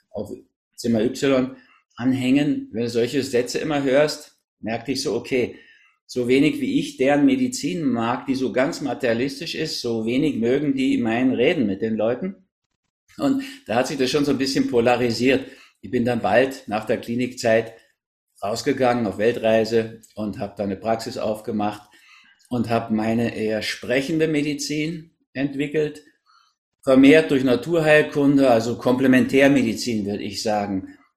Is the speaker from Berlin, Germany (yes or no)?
yes; Berlin, Germany; also born or lived in Hamburg; Ich bin so eine Mischung aus Berlin und Hamburg, in Berlin geboren.